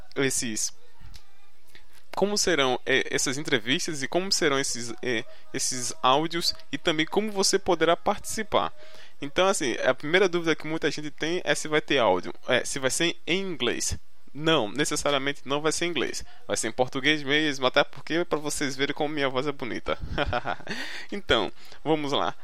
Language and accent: Portuguese; Recife, Pernambuco, Brazil; accent: nordestino; tenho 21 anos e sou do Recife, Pernambuco. Você irá escutar muito esse sotaque carregado do nordestino, né?